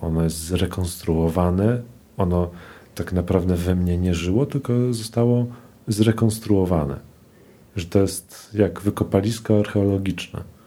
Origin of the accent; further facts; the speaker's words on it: Warsaw, Masovian Voivodeship, Poland; Ja się wychowywałem na tym Ursynowie